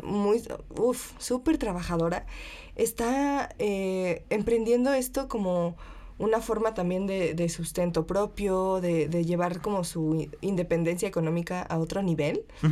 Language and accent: Spanish; Taxco, Guerrero, Mexico; now in Mexico City, Mexico; plateros de Tasco, que es de donde yo soy